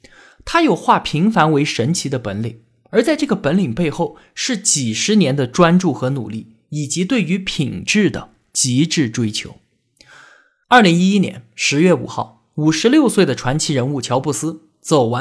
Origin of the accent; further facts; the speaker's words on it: China; 但是长年以来，他都是我们中国人所热议的话题。